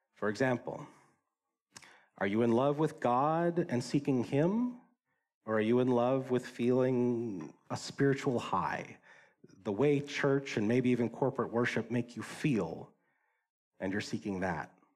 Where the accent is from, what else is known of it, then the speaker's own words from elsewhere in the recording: Wisconsin, United States; I grew up in Wisconsin